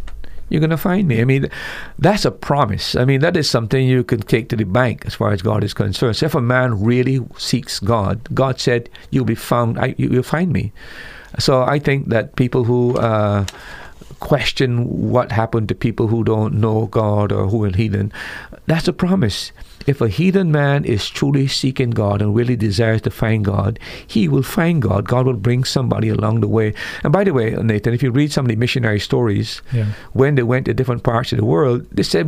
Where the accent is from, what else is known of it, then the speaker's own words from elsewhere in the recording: Barbados; I was born in the Caribbean where the people had the gospel before my time. I'm a first generation believer. Had the missionaries not come to my home in the 60s